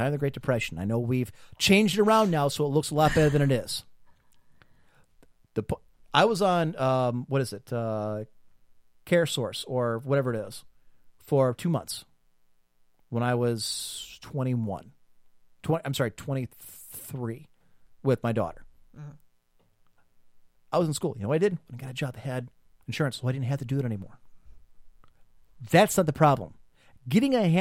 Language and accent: English; Midwest, United States; as an American